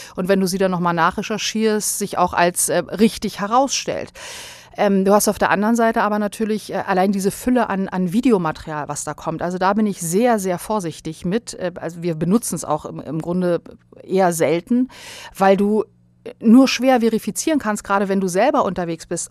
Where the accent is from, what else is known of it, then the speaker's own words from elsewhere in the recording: Bosnia & Herzegovina; also born or lived in Berlin, Germany; now in Germany; ich bin in Berlin geboren und bin dann aber sehr, sehr bald schon nach Bosnien zu meiner, ähm, äh, Großmutter gebracht worden und habe dann da den größten Teil meiner Kindheit verbracht.